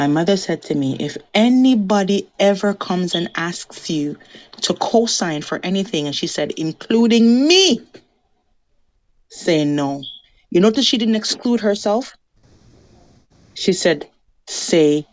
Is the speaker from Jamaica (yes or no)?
yes; Jamaica; moved away; I'm Jamaican